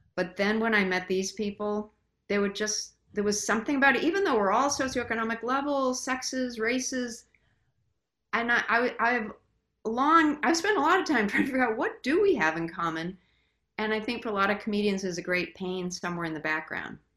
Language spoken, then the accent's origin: English; Brockton, Massachusetts, United States; now in Greenwich, United States; I'm originally from Brockton, Mass